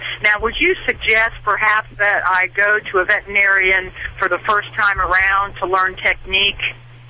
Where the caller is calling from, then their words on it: North Carolina, United States; I'm calling from North Carolina.